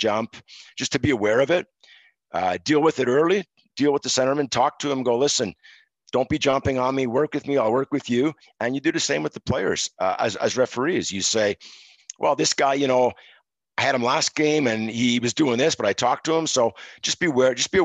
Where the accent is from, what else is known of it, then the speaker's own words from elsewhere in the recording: Montreal, Quebec, Canada; born and raised in Montreal, moved to the suburbs, the western suburbs, when I was three, and lived there my entire childhood and most of my adulthood.